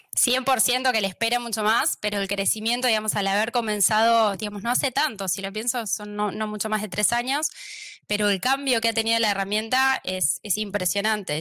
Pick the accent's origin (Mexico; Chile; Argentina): Argentina; accent: Argentine; moved away as an adult; now in Barcelona, Spain; van a notar por mi acento que soy argentina